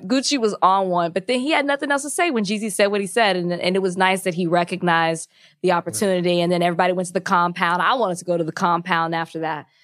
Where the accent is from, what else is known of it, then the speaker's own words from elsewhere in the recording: Texas, United States; moved away; my home state of Texas